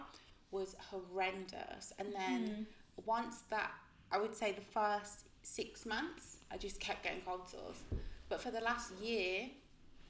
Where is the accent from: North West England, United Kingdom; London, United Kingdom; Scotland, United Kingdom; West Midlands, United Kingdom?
West Midlands, United Kingdom; Birmingham; also born or lived in Croydon; I'm from Birmingham.